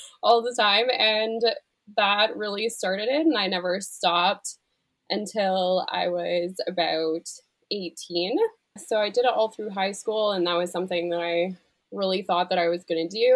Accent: Canada; I'm a Canadian digital artist

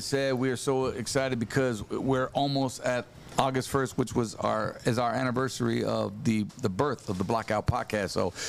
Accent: Santa Ana, California, United States; moved away; also born or lived in Inland Empire, California; I was born in Santa Ana, Orange County

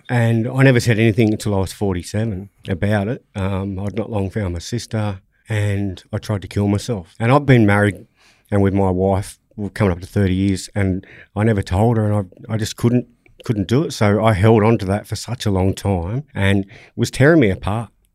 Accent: Sydney, New South Wales, Australia; I grew up in, in Nawi, Roselands area

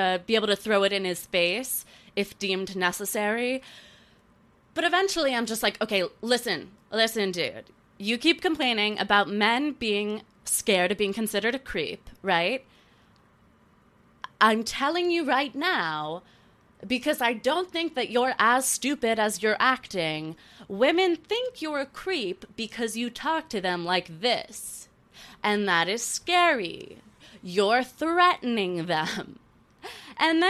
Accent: North Carolina, United States; growing up in North Carolina

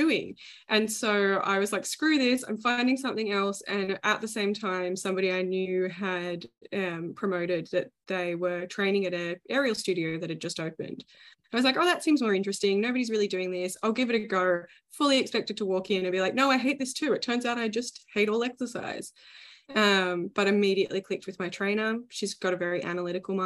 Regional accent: Melbourne, Victoria, Australia

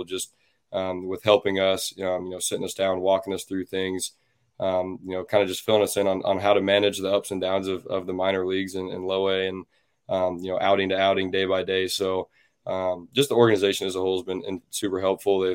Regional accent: Kansas City, United States; the Royals, my hometown team, the team I grew up coaching

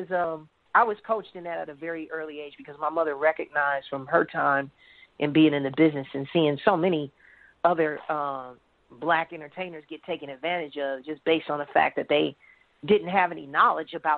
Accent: Chicago, Illinois, United States; also born or lived in Harvey, Illinois; I grew up in Chicago

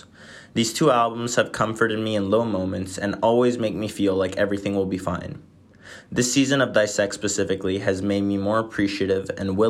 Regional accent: Venice, Veneto, Italy; I'm from Venice, Italy.

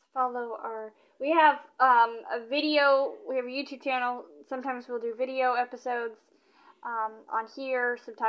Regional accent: Kentucky, United States; I'm from Kentucky.

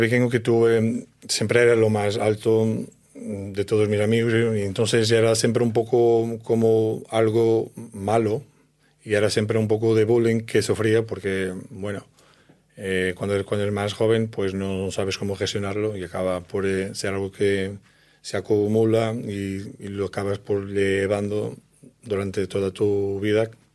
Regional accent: Portugal; Spanish is a second language; now in Spain; yo soy de Portugal, de un pueblo muy pequeño

